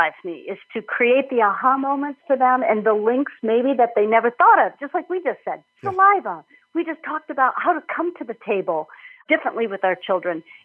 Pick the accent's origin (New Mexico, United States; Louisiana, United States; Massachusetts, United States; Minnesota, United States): Minnesota, United States; moved away as an adult; also born or lived in Illinois; I'm from Minnesota originally